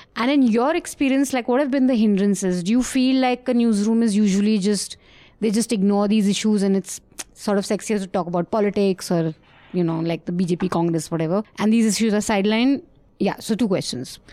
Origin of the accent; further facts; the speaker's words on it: Uttarakhand, India; Uttarakhand, which is my home state and his home state.